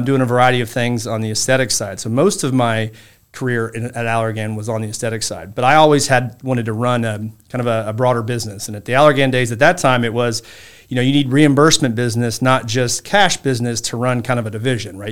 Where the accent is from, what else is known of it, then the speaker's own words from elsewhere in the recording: Saint Joseph, Illinois, United States; I grew up in a small town called Saint Joseph, Illinois, or Royal Illinois, outside of Champaign. It's in central Illinois.